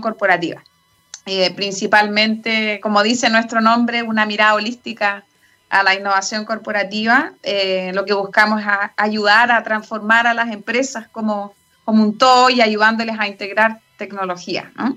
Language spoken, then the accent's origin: Spanish; Chile; moved away as an adult; also born or lived in United States; Yo me fui a los 21 años de Chile, de hecho, me estuve casi 18 años fuera de Chile